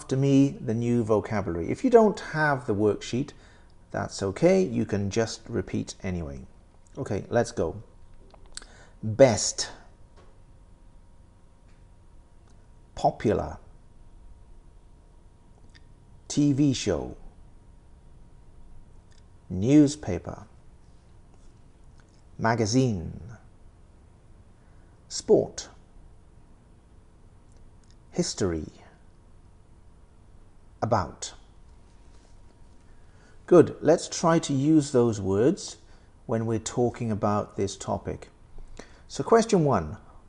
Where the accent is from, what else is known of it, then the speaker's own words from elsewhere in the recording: London, United Kingdom; that's my hometown. That's London